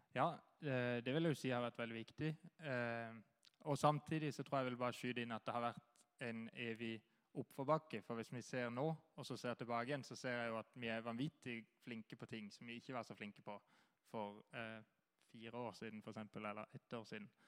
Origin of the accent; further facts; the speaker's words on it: Kristiansand, Agder, Norway; Jeg kommer fra Flekkerøya